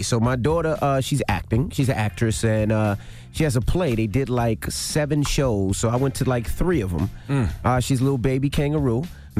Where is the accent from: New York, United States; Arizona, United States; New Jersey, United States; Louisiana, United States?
New York, United States; I'm from New York. You know how to parallel park.